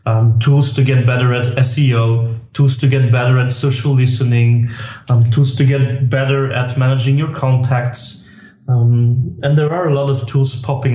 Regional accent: Belgium; I'm from Belgium, as you might hear from my accent

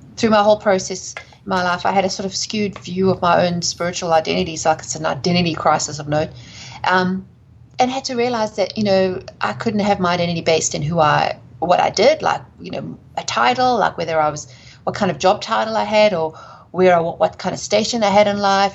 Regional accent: South Africa; accent: South African; moved away; also born or lived in England / United States; I'm from South Africa, hence the accent

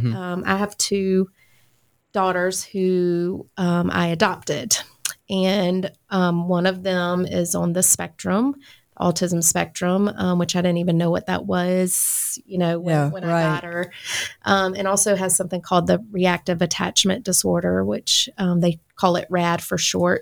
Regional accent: Lexington, South Carolina, United States; moved away as an adult; now in Augusta, United States

